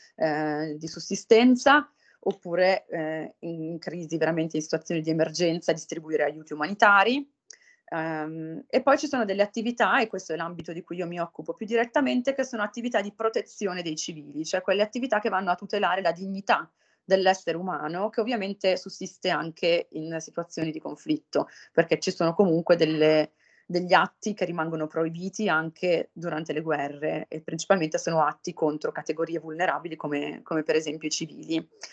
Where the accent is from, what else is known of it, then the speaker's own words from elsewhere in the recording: Italy; moved away as an adult; also born or lived in Pavia; sono di Costato, dove ho frequentato per l'appunto il liceo